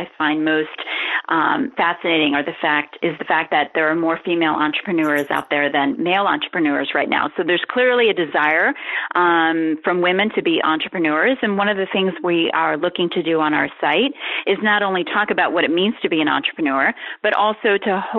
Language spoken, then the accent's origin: English; Ohio, United States; now in New York, United States; I grew up in Ohio